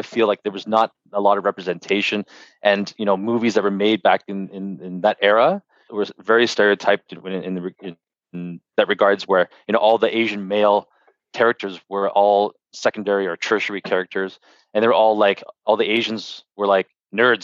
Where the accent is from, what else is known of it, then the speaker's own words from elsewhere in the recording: Canada; growing up in Canada, and being second gen